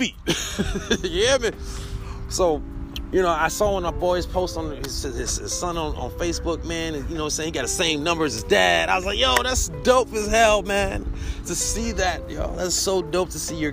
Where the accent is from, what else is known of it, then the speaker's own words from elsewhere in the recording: New York City, New York, United States; I'm from the BX myself